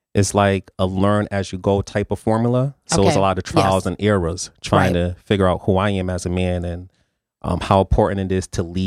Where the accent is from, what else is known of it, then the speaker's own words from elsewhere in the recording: New Haven, Connecticut, United States; I was born and raised in New Haven